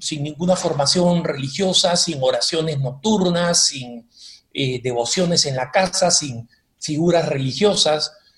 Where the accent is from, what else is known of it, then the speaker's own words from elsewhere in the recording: Peru; also born or lived in Argentina; Y nos criamos en el Perú